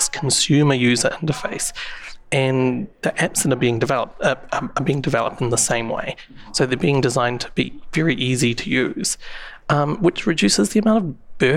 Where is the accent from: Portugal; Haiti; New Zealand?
New Zealand; I don't know if you can tell from my accent, but I'm from New Zealand